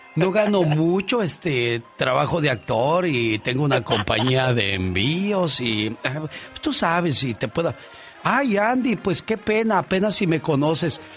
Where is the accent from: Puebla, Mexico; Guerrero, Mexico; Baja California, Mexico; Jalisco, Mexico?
Guerrero, Mexico; soy de Guerrero